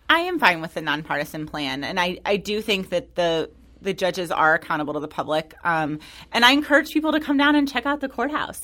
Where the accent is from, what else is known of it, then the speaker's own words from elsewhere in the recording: Florissant, Missouri, United States; I grew up in North County. I'm from Florissant